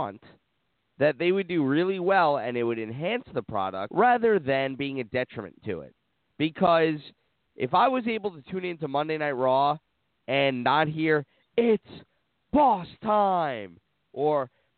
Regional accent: New York, United States; I'm from New York

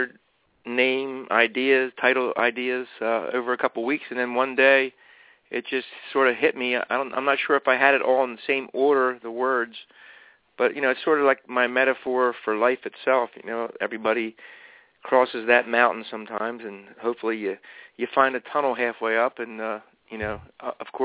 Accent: Eastern Pennsylvania, United States; I'm not from Canada. I'm actually from Eastern Pennsylvania

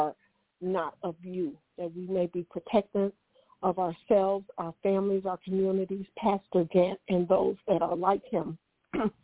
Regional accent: Detroit, Michigan, United States; I am from Detroit, Michigan, up here in the north

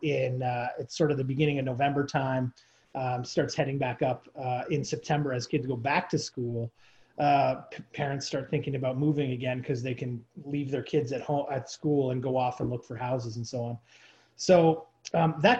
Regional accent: near Toronto, Ontario, Canada; I grew up in near Toronto

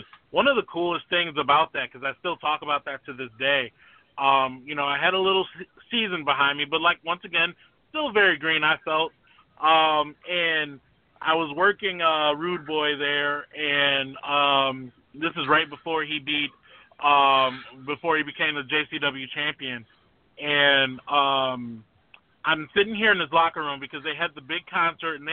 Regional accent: Detroit, Michigan, United States; born and raised in Detroit

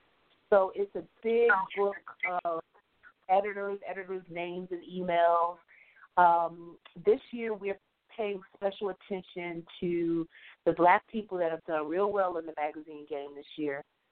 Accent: Midwest, United States; I'd always thought, especially growing up in the Midwest, that writing was going to be a hobby.

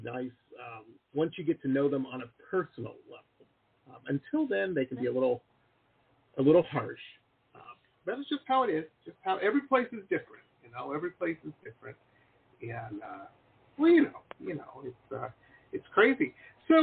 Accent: Detroit, Michigan, United States; moved away as an adult; also born or lived in Boston; now in San Diego, United States; I grew up in Detroit and went to school out in Boston

